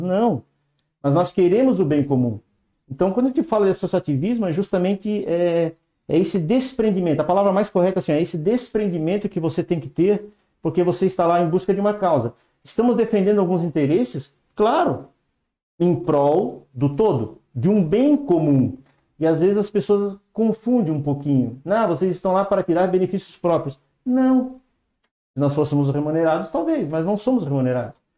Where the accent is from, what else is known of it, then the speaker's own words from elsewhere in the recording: Blumenau, Santa Catarina, Brazil; also born or lived in São Paulo; now in São Bento do Sul, Brazil; sou nascido em Blumenau, aqui em Santa Catarina, aqui bem pertinho também